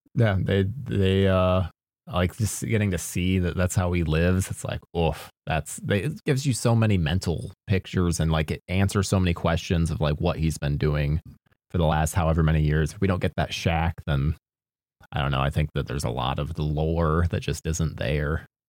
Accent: Midwest, United States; I grew up in the Midwest

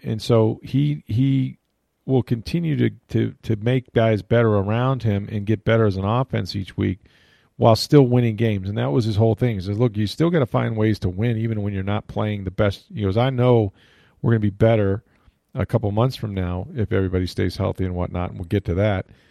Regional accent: St. Petersburg, Florida, United States; I grew up in Saint Pete

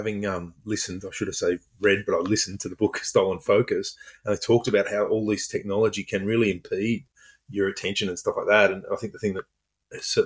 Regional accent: Sydney, New South Wales, Australia; I grew up in Epping in northwestern Sydney.

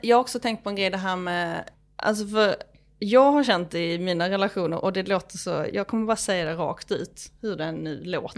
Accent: Skåne, Sweden; moved away as an adult; now in Stockholm, Sweden; Som skåning

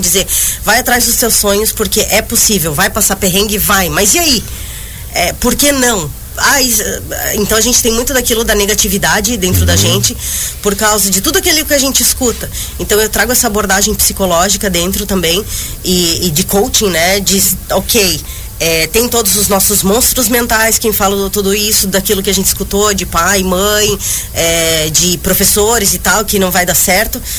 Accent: Joinville, Santa Catarina, Brazil; moved away as an adult; also born or lived in Barcelona; eu saí de Joinville em 2009

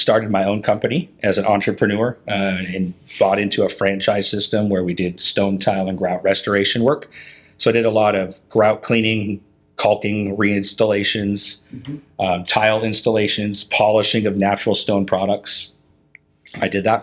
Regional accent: Puget Sound area, Washington, United States; moved away as an adult; now in Portland, United States; I grew up in the Puget Sound area up in Washington State

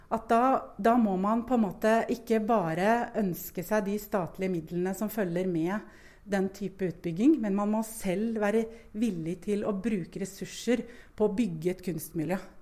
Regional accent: Moss, Østfold, Norway; moved away as an adult; also born or lived in Bergen; now in Lillehammer, Norway; Jeg er sjøl fra Moss og har familie

